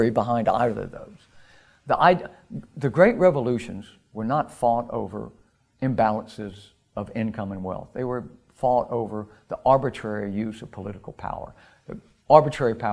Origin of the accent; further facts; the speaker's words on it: United States; I was raised in America in the immediate post-war era, in the 1950s in the United States